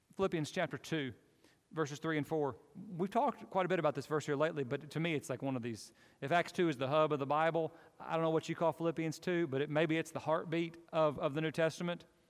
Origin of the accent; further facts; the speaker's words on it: United States; I'm an American